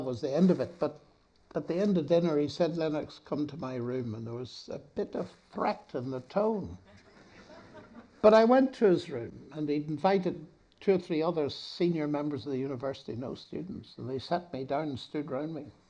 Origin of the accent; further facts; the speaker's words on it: Northern Ireland, United Kingdom; I'm from Northern Ireland